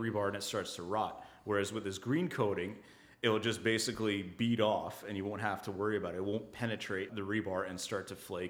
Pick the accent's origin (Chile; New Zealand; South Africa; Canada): Canada; we're Canadian innovation, Canadian this, Canadian that.